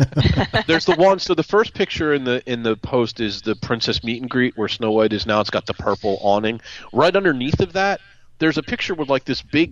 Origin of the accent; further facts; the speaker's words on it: Pennsylvania, United States; my same little hometown here in Pennsylvania.